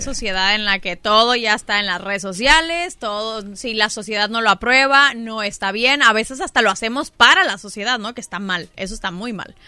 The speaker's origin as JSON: {"language": "Spanish", "town": "Culiacán", "region": "Sinaloa", "country": "Mexico", "also_born_or_lived": "Mexico City", "moved": "as an adult", "said": "Soy de Sinaloa, soy culichi. Eh, me voy a la Ciudad de México a estudiar mi carrera de actuación"}